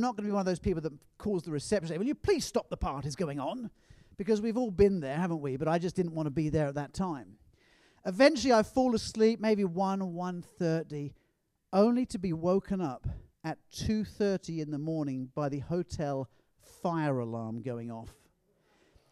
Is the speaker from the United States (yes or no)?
no; England, United Kingdom; being an Englishman